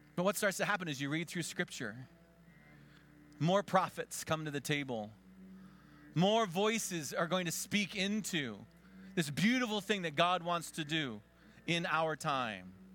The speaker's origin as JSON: {"language": "English", "town": "Conneautville", "region": "Pennsylvania", "country": "United States", "tie": "born or raised there", "moved": "yes", "said": "my hometown, Conneauttville"}